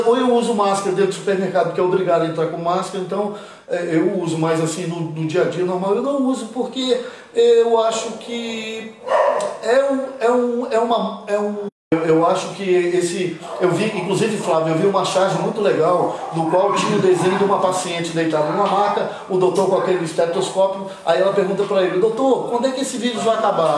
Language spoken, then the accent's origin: Portuguese; Cariacica, Espírito Santo, Brazil; moved away; also born or lived in Rio de Janeiro / São Paulo / United States / England; Eu sou capixaba, com muito orgulho Fui batizado no convento da Penha, moro em Jardim América, Nasci e criado em Jardim América